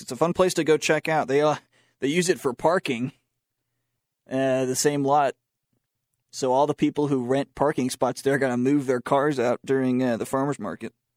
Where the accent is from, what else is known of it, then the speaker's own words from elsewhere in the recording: Charlotte, North Carolina, United States; now in Boone, United States; I'm from Charlotte